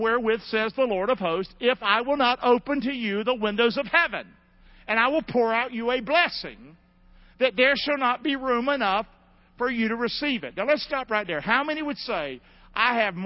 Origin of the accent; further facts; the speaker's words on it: Rockingham, North Carolina, United States; now in Englewood, United States; I'm not from here. I'm from Rockingham, North Carolina. But Englewood's my town